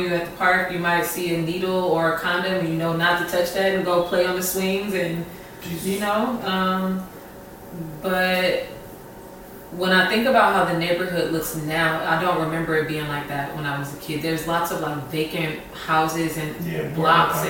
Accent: Detroit, Michigan, United States; moved away as an adult; also born or lived in Hampton, Virginia / Newport News, Virginia; now in Chicago, United States; I was born and raised on the east side

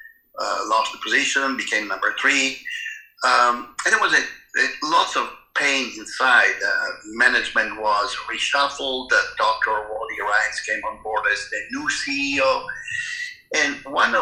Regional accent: Italy; moved away as an adult; also born or lived in Germany / England / East Coast, United States / Oregon, United States; I was born in Italy, and I attended all my education in Italy

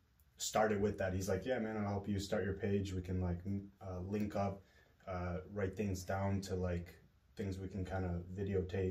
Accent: Buffalo, New York, United States; born or raised there; also born or lived in Kosovo / New Jersey

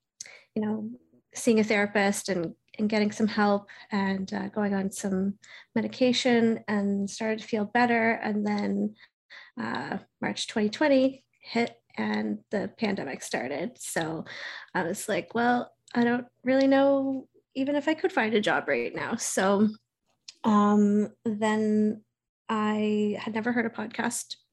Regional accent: Halifax, Nova Scotia, Canada; I'm from Halifax, Nova Scotia, Canada

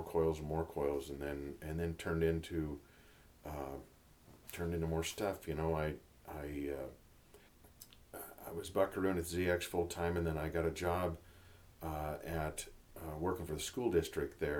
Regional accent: Montana, United States; I grew up here in Montana. I grew up kind of bounced around the whole state

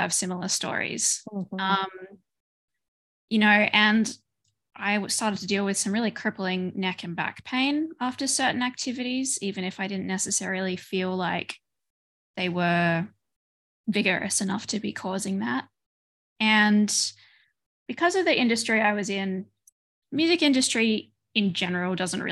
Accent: Australia; moved away as an adult; now in Belgium; I moved from Australia to Belgium.

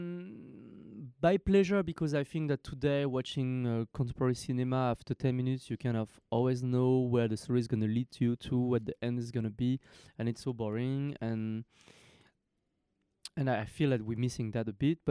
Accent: France; I was born in France from parents who fled from Cambodia to France in 73.

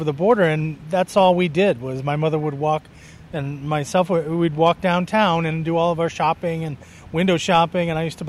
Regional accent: Pawcatuck, Connecticut, United States; I grew up in Pawcatuck, Connecticut, a section of Stonington

